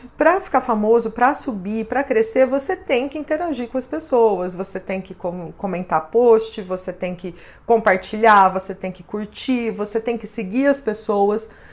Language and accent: Portuguese; São José do Rio Preto, São Paulo, Brazil